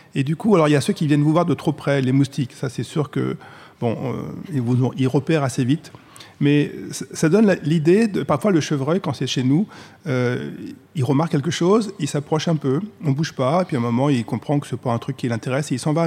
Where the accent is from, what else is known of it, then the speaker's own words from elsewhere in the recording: Paris, Île-de-France, France; Moi, je suis parisien